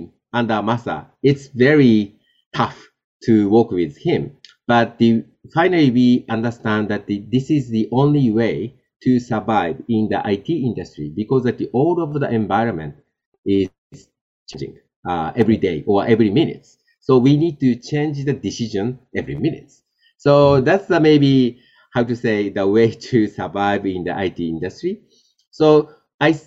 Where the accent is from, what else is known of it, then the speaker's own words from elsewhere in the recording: Japan; I was born in Japan and, you know, grew up in Japan